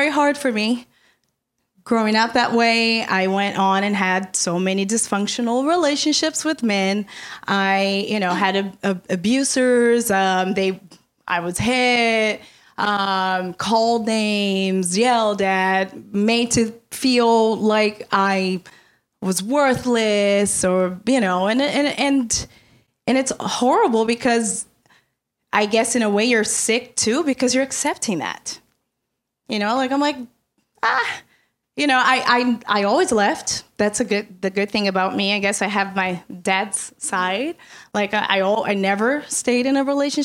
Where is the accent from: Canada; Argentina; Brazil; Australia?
Brazil; moved away; I come from Brazil. I was born and raised in Brazil.